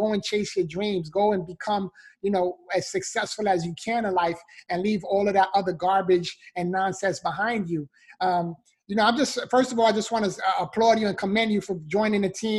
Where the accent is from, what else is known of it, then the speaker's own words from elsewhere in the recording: New York City, New York, United States; being born and raised in the Bronx, New York